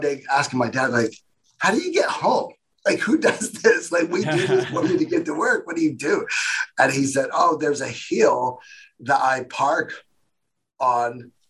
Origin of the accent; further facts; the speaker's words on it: Indiana, United States; also born or lived in Nashville, Tennessee; I grew up in Indiana